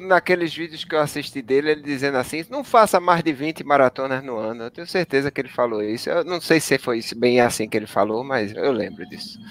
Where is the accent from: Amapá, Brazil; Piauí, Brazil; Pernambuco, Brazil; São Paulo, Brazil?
Pernambuco, Brazil; Paulista; Eu, eu morei a vida toda no Janga, conheço demais o Tururu